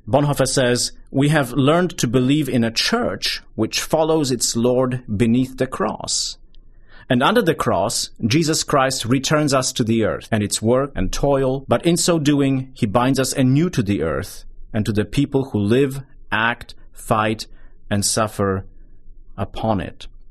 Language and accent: English; southern Poland, Poland; moved away as an adult; now in United States; I grew up in Poland, in southern Poland, towards the tail end of, uh, the Soviet bloc years